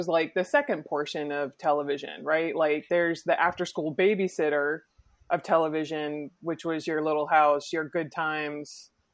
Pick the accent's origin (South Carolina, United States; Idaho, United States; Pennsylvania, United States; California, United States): Pennsylvania, United States; Pittsburgh; I grew up in Pittsburgh